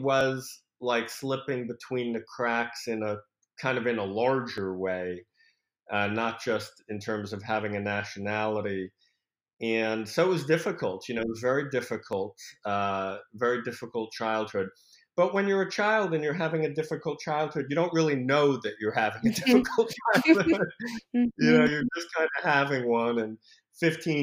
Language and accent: English; New York City, New York, United States; moved away as an adult; also born or lived in Paris, France / Berkeley; now in San Francisco, United States; Only till I was 2. I came over when I was 2 with my parents, and we settled in New York City, and that's pretty much where I grew up